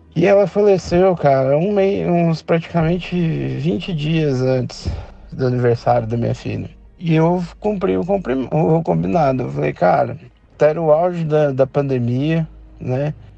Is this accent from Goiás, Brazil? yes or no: yes; Goiânia, Goiás, Brazil; sou daqui de Goiânia